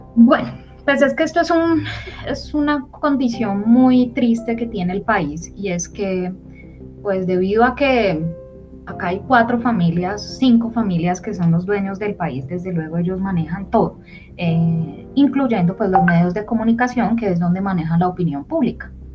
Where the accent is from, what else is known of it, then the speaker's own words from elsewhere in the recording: Colombia; como ciudadanos colombianos